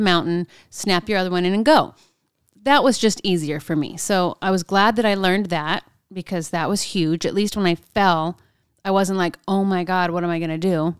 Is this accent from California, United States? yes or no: yes; Southern California, United States; moved away; I'm from Southern California